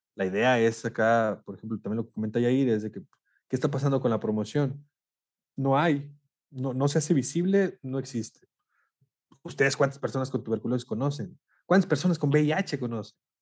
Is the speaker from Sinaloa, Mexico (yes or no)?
no; Monclova, Coahuila, Mexico; also born or lived in Saltillo; yo soy de Monclova, soy de Coahuila también